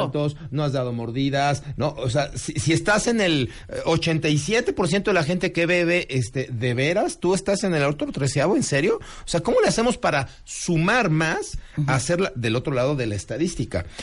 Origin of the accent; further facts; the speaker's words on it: Mexico; somos los mexicanos